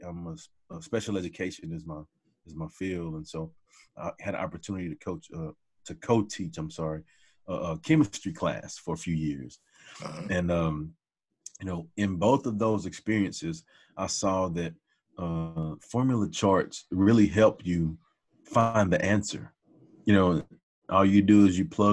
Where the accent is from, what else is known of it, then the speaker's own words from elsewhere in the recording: Hearne, Texas, United States; moved away as an adult; also born or lived in Dallas, Texas; we moved back to my mom's hometown of Hearn. And that's where I grew up